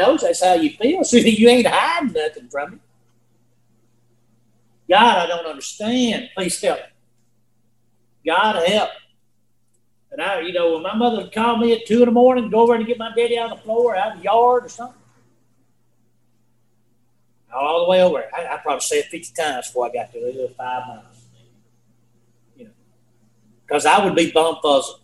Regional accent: Spring Valley, United States; I'm from Spring Valley

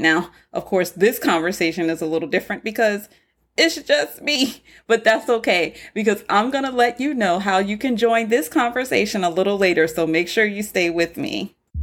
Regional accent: North Charleston, South Carolina, United States; I was born and raised on Liberty Hill, the hood of the South

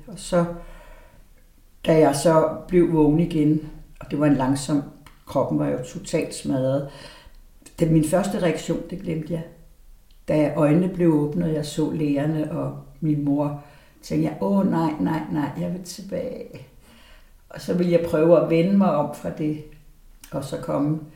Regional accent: Aarhus, Central Denmark Region, Denmark; moved away; also born or lived in Valby; jeg er født i Aarhus i 51

